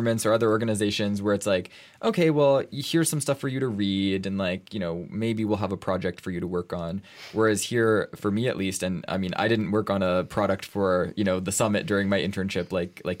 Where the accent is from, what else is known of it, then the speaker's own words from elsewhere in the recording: Canada; now in Brussels, Belgium; I'm from Canada